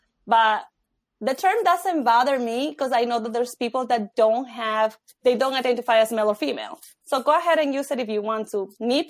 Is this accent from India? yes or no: no; Ecuador; now in United States; I'm born in Ecuador. So when we came here, we came straight from Ecuador